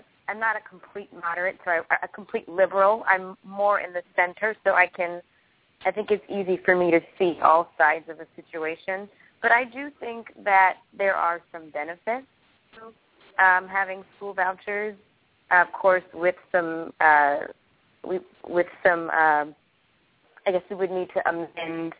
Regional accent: Biloxi, Mississippi, United States; moved away; also born or lived in Prince George's County, Maryland / Atlanta, Georgia; I grew up in the South, and I was born in Biloxi, Mississippi, and I spent some time in PG County, Maryland, and then I ended up in Atlanta, Georgia.

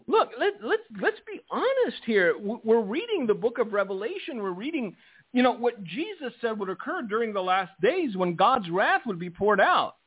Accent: United States; I am an American

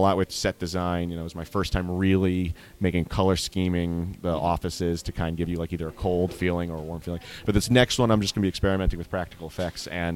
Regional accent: New York City, New York, United States; also born or lived in Washington Heights, New York; I grew up, you know, in the Bronx

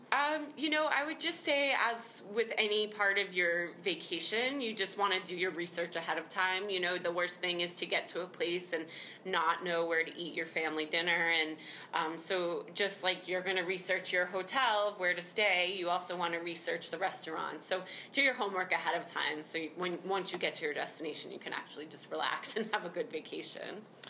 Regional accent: New York City, New York, United States; I'm a New Yorker and I just love New York City.

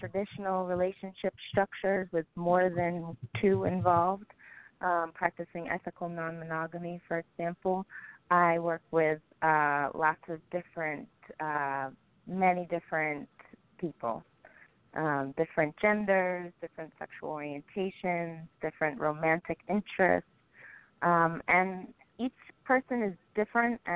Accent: Jamaica; I am also known as the Jamaican sexosopher

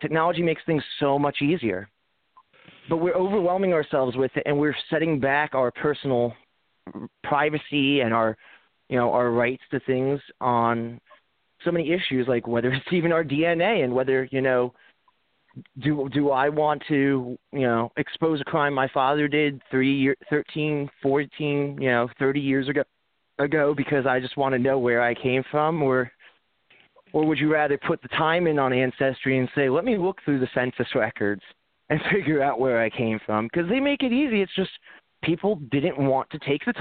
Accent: New York, United States; I grew up in New York

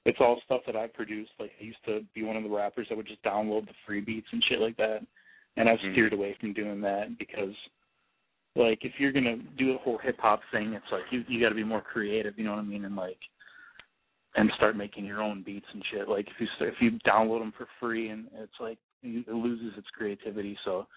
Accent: Milwaukee, Wisconsin, United States; now in Tampa Bay area, United States; back in Milwaukee, my hometown

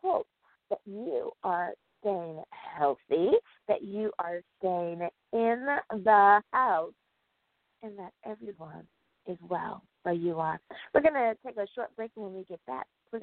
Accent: United States; my home country. That is the United States

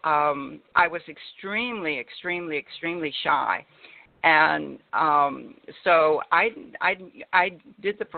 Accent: Laredo, Texas, United States; I was born in Laredo, Texas, and at the time it was one of the poorest cities in the United States

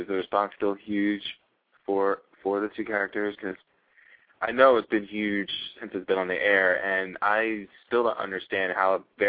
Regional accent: New Jersey, United States; I should know because I am from Jersey.

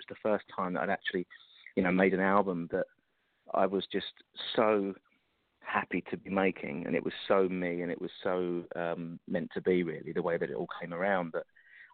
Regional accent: London, United Kingdom; I was growing up in London

